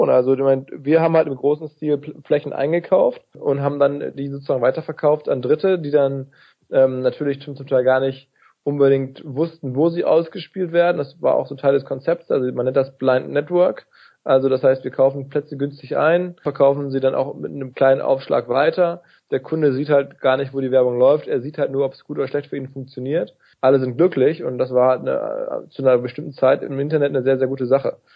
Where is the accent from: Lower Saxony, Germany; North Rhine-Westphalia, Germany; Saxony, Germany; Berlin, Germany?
North Rhine-Westphalia, Germany; Radio Essen, NRZ, also im Ruhrgebiet, da wo ich herkomme.